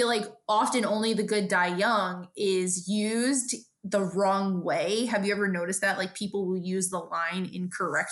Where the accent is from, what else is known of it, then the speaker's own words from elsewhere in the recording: New York City, New York, United States; also born or lived in Pennsylvania; I'm a New Yorker